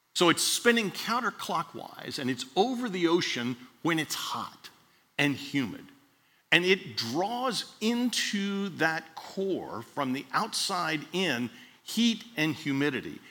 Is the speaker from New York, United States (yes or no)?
no; Miami, Florida, United States; Dr. Wade Fulton was in Miami when I grew up in Miami